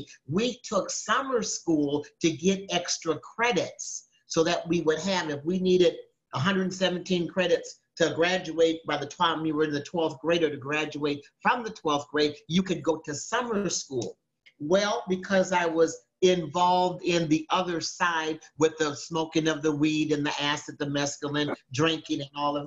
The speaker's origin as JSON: {"language": "English", "town": "Minneapolis", "region": "Minnesota", "country": "United States", "tie": "born or raised there", "said": "I was raised in Minneapolis, Minnesota"}